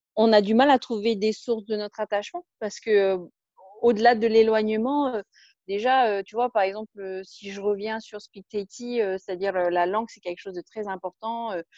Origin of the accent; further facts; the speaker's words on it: French Polynesia; je me sens avant tout profondément polynésienne, avant même d'être française